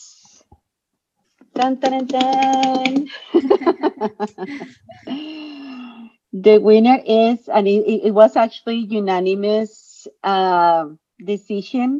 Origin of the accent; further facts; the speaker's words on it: Colombia; also born or lived in California; now in United States; Another Colombian in California